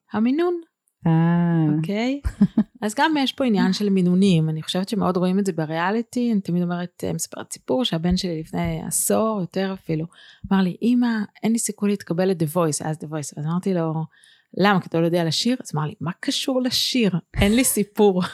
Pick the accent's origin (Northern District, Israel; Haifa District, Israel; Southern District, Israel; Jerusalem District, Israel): Northern District, Israel; Bethlehem of Galilee; moved away as an adult; also born or lived in Tel Aviv; אני מבית לחם הגלילית